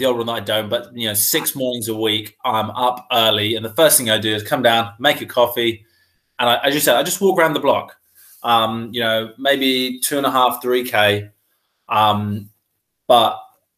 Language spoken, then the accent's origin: English; Wroxham, East of England, United Kingdom; also born or lived in North Walsham, Norfolk / London; I was born in North Walsham in Norfolk. And I grew up in kind of Salhouse, Wroxham, so the Broads area of Norfolk. And that is where I currently live again now